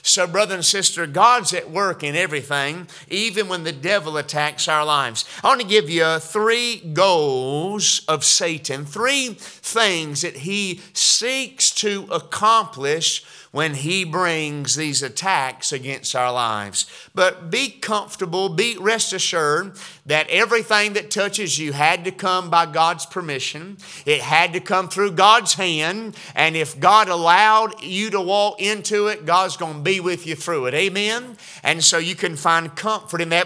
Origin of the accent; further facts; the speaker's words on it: Georgia, United States; now in West Virginia, United States; growing up in Georgia